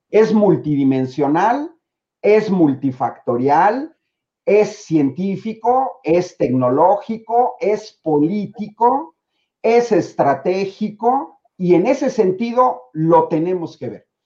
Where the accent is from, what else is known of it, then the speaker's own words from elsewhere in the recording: Mexico; como mexicano